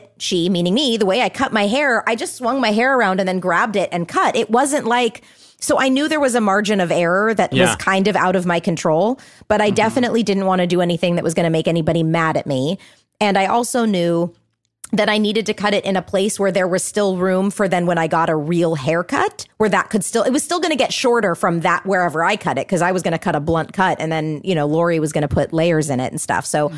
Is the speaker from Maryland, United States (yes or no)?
no; Orange County, California, United States; I'm from Orange County